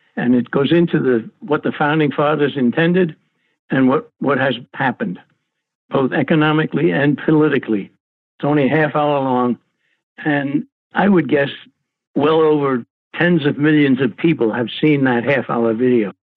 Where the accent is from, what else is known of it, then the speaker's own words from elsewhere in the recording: New York City, New York, United States; I was born and raised in Brooklyn, New York